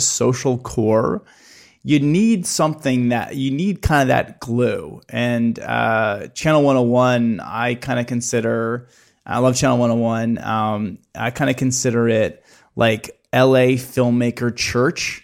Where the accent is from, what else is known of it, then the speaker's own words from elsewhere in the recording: Midwest, United States; growing up in the Midwest